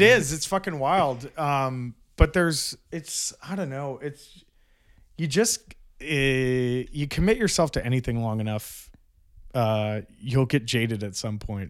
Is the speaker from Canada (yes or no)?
yes; Brampton, Ontario, Canada; I grew up in Brampton